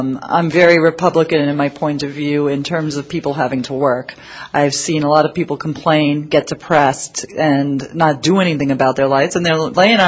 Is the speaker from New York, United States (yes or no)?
yes; New York City, New York, United States; I grew up in Queens, New York